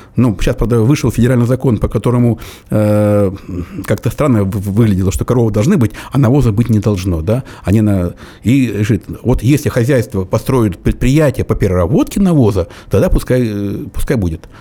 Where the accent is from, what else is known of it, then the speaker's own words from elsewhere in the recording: Belarus; also born or lived in Cherepovets, Russia; now in Russia; я вот родом из Беларуси